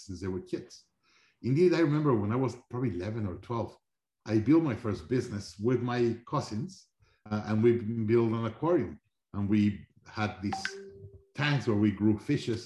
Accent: Mexico City, Mexico; also born or lived in Monterrey; I grew up in Mexico, Mexico City

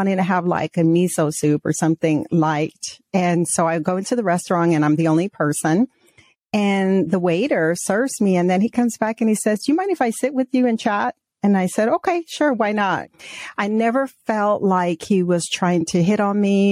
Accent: Arizona, United States; also born or lived in Mexico; we migrated when I was a child from Mexico to the States, to Arizona. And then when, you know, growing up, my father always took us up north to Prescott, to Flagstaff, to camp

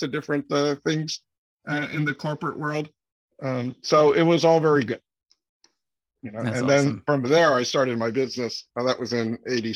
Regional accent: Florida, United States; moved away as an adult; also born or lived in New York / Philadelphia / Taiwan (parents) / Massachusetts; I was born in New York. Grew up there for a few years, moved to Philadelphia, but primarily grew up in Florida, in the Orlando and Sarasota areas from like fourth grade on, graduated from high school down there

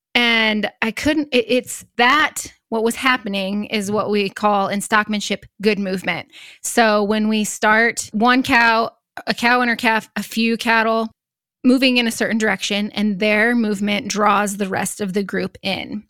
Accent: Northeast Nebraska, United States; also born or lived in Sand Hills, Nebraska; I grew up in Northeast Nebraska, but I currently live in the Sand Hills

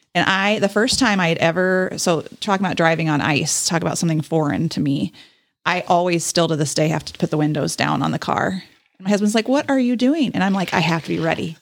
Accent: Texas, United States; moved away; I grew up in Texas and married a Wisconsin boy

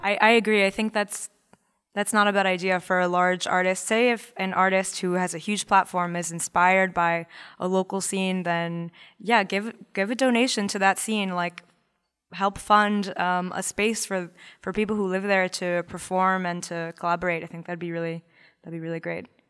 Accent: Baltimore, Maryland, United States; I'm, I'm from Baltimore

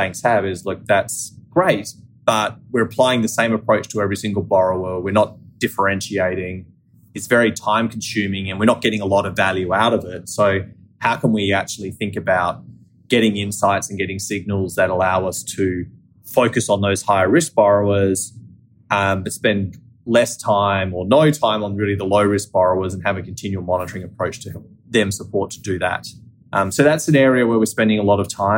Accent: Australia; accent: Australian; moved away as an adult; now in United States; I'm Australian, right? As some of your listeners may be able to tell from my accent, but I've lived in the US for 12 years

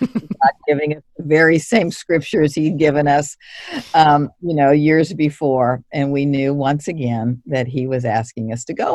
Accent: Kansas City, United States; now in San Antonio, United States; I'm from Kansas City. We currently live in San Antonio

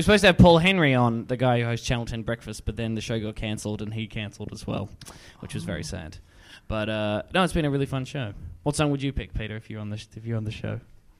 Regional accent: Warrnambool, Victoria, Australia; also born or lived in Melbourne, Australia; now in Sydney, Australia; I'm from country Victoria, from Warrnambool. And then I lived in Melbourne, and now I live in Sydney.

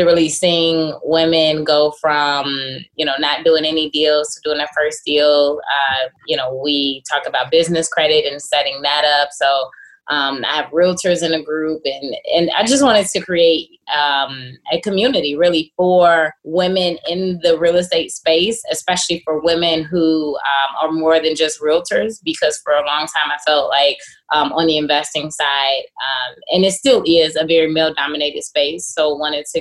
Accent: Chicago, Illinois, United States; I'm born and raised in Chicago on the South Side.

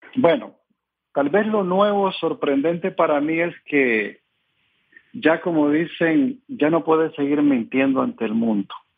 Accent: Nicaragua; decimos en mi país

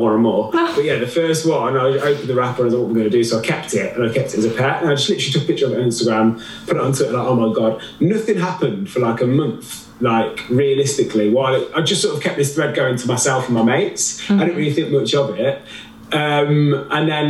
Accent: Midlands, United Kingdom; accent: Midlands; no one in the UK says that about my Midlands accent

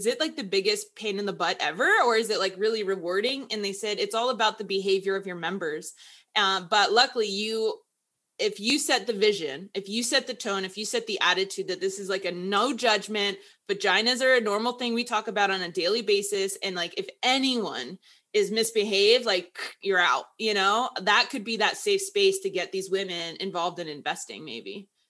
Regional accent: Houston, Texas, United States; I'm from Houston and like River Oaks is like the like really, really rich neighborhood.

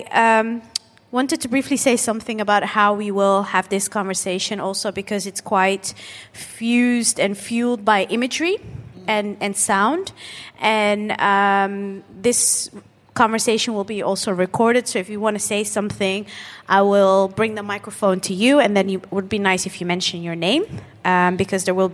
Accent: Netherlands; and growing up in the Netherlands with, without sometimes having our parents not having the, not considering their skill set

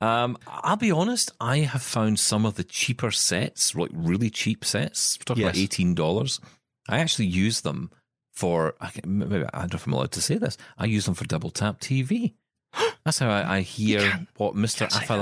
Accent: Scotland, United Kingdom; I'm Scottish.

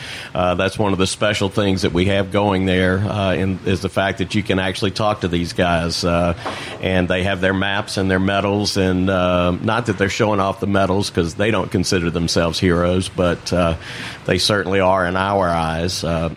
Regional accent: North Louisiana, United States; now in New Orleans, United States; I grew up in North Louisiana, but I've been here a long, long time.

